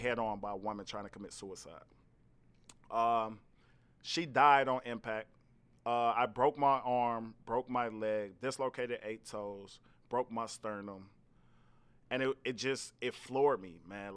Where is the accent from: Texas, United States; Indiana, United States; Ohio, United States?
Indiana, United States; Gary; I'm from Gary, Indiana originally